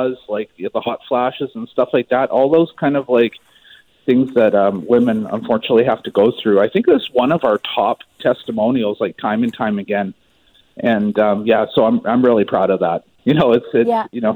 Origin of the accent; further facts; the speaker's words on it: Maple Ridge, British Columbia, Canada; moved away; I'm actually originally from Maple Ridge.